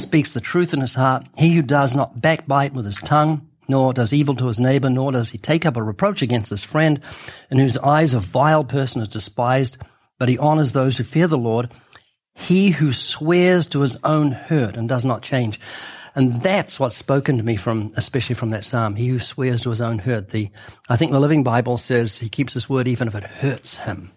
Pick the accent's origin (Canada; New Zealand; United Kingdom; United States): New Zealand; moved away; my home country of New Zealand.